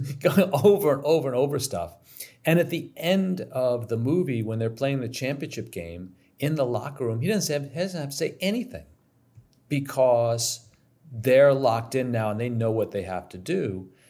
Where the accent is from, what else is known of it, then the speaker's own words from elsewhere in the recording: New York City, New York, United States; I grew up in New York City